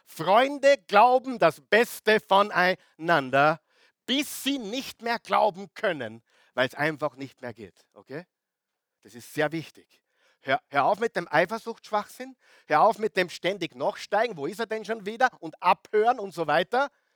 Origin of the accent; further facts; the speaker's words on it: Austria; now in Vienna, Austria; wo ich, wo ich herkomme, Oberösterreich, Salzburg, wunderschön